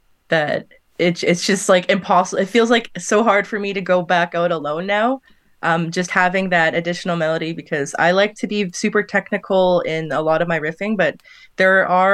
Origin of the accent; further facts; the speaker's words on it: Lake of the Woods, Ontario, Canada; now in Winnipeg, Canada; I am located right now in Winnipeg, but I'm also from Lake of the Woods, Ontario. The reserve I'm from is called Northwest Angle 33.